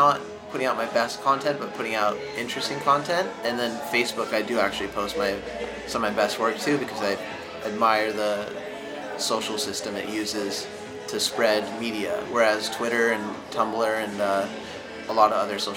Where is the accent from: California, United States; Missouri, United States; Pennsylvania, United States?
California, United States; Santa Barbara; moved away as an adult; now in Los Angeles, United States; I'm from Santa Barbara, but I live now